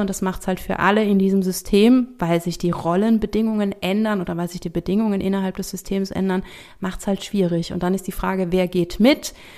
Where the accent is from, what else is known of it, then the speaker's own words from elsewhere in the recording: Rhineland-Palatinate, Germany; bei uns in der Pfalz